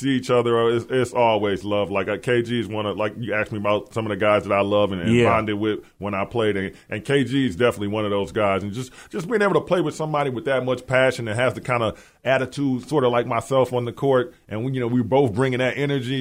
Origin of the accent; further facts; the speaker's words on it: Milwaukee, Wisconsin, United States; also born or lived in Flint, Michigan; I'm from Milwaukee